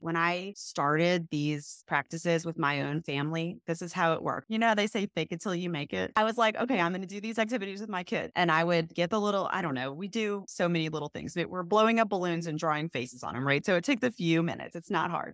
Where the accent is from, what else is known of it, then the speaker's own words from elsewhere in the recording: New Orleans, Louisiana, United States; I am from New Orleans. My husband is as well, and we are now raising our three children there